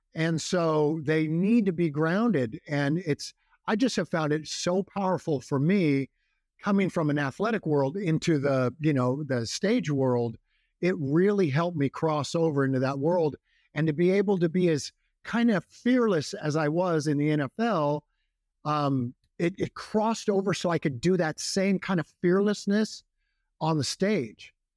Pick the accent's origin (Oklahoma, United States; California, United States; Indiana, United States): California, United States; Walnut Grove; I grew up in a, a town called Walnut Grove